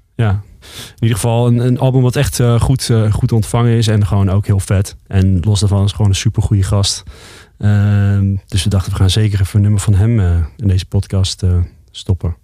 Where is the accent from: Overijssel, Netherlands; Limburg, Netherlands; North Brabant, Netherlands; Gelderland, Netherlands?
North Brabant, Netherlands; Roosendaal; moved away; also born or lived in Amsterdam; wij komen eigenlijk uit Roosendaal, Brabant. Ja. We zijn Brabanders.